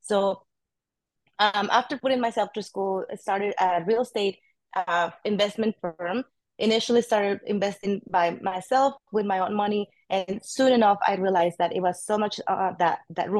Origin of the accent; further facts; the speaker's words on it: Mexico; English is a second language; moved away as an adult; now in Austin, United States; I am an immigrant from Mexico. Came at the age of 23 to Austin, Texas.